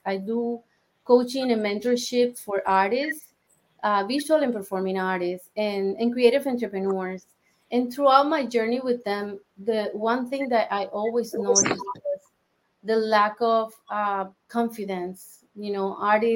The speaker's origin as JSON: {"language": "English", "country": "Colombia", "tie": "born or raised there", "moved": "yes", "said": "I am originally from Colombia."}